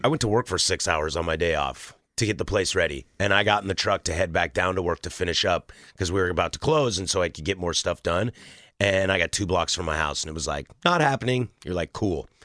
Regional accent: Vancouver, Washington, United States; moved away as an adult; now in Portland, United States; I was born in the state of Washington, I was raised in the state of Washington

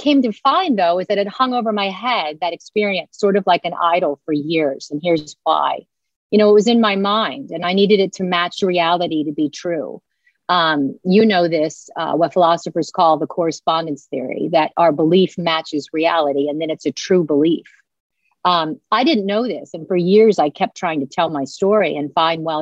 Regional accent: Washington, District of Columbia, United States; I was born in Washington, D.C., heavily influenced by the media there

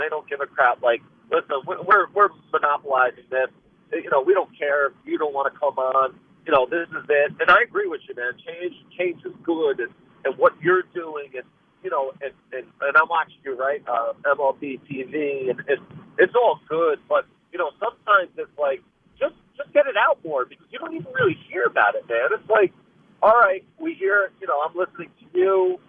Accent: New York, United States; Yeah, and there's nothing better, you know, it happening in New York, being a New Yorker.

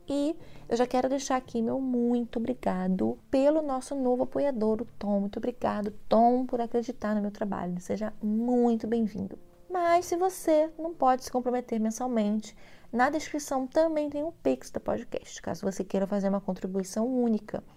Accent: Brazil; eu sou brasileira, não desisto nunca

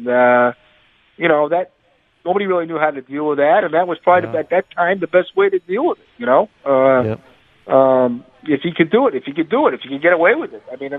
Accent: Boston, Massachusetts, United States; And since I'm from Boston

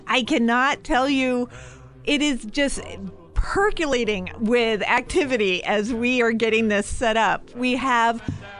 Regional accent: Northland, United States; We're from the Northland. We know how to deal with cold.

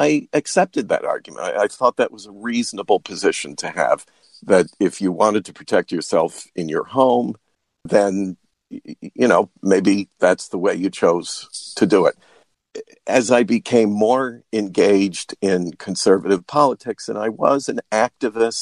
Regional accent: New York, United States; moved away as an adult; also born or lived in Washington, D.C.; I grew up in New York State

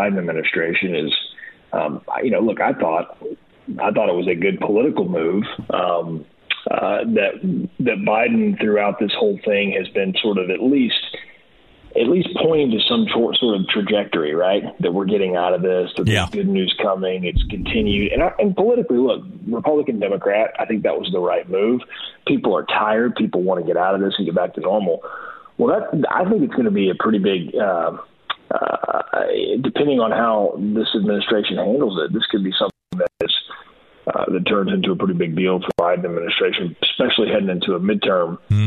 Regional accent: United States; also born or lived in Arkansas; I'm saying this as an American

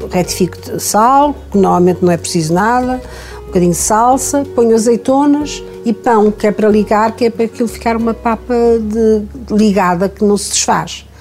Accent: Paredes, Norte, Portugal; Aqui em casa, na, que é a casa onde eu nasci

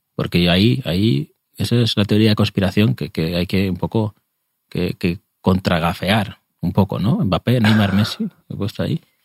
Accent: Spain; soy español, lo siento, soy español

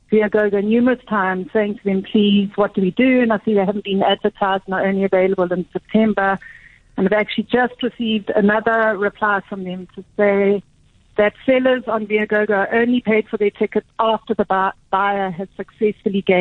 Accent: Botswana; only problem being I'm from Botswana

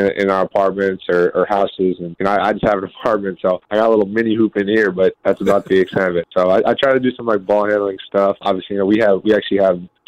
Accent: Northeast, United States; Growing up in the Northeast

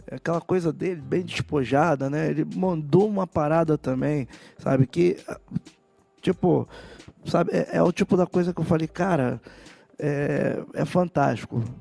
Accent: Rio de Janeiro, Brazil; E eu continuei muito ligado a Vila Isabel porque eu estudava em Vila Isabel, fiz todo o meu colegial em Vila Isabel, mesmo morando no Flamengo, no centro, Padre Miguel, eu ia estudar em Vila Isabel.

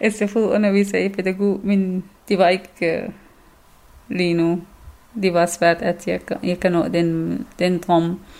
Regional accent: Syria; Danish is a second language; now in Denmark; Øh, jeg er syrer, øh, jeg er kurder fra Syrien, så selvom jeg bor her 1000 år eller 100 år, så det, det er jeg.

